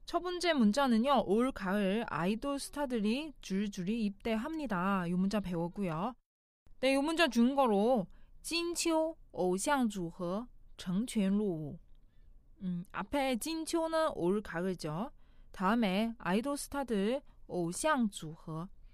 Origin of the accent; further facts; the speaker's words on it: China; Korean is a second language; now in South Korea; 중국에서 온 저